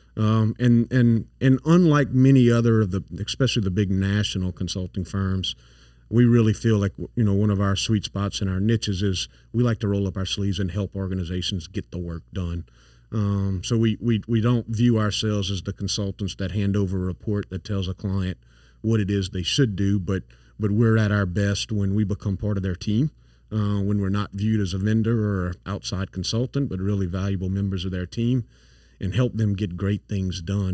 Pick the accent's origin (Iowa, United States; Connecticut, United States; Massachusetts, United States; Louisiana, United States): Louisiana, United States; St. Landry Parish; accent: thick accent; also born or lived in Dallas / Atlanta / New York; now in Baton Rouge, United States; I grew up in St. Landry Parish, so I'm I've got a thick accent